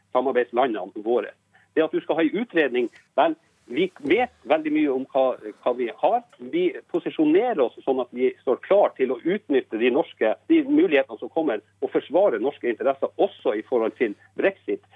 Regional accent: Båtsfjord, Finnmark, Norway; jeg kommer fra Båtsfjord i Finnmark

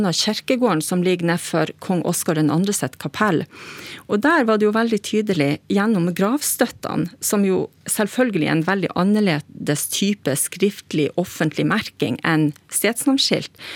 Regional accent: Lavangen, Troms, Norway; now in Kristiansand, Norway; Jeg har bodd i Kristiansand i over 20 år, men eh, jeg er ekte nordlending. Født og oppvoksen i Lavangen kommune sør i Troms.

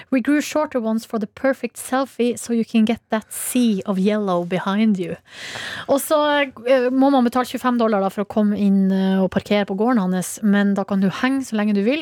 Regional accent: Hamarøy, Nordland, Norway; born or raised there; moved away

